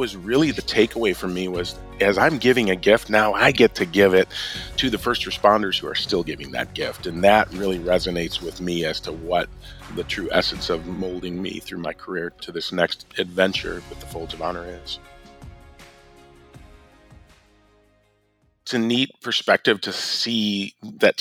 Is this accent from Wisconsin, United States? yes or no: yes; Milwaukee, Wisconsin, United States; Well, I grew up in the suburbs of Milwaukee, so I'm a northerner, but I was born in Milwaukee